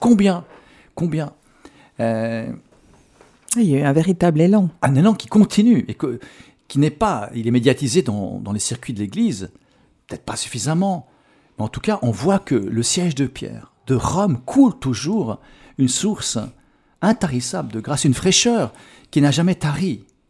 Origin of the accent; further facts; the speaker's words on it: Switzerland; chez nous en Suisse